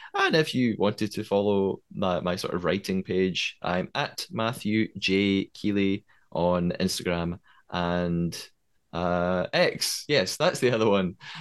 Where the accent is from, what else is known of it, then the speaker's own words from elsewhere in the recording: Scotland, United Kingdom; accent: Scottish; I am Scottish. I'm living in Scotland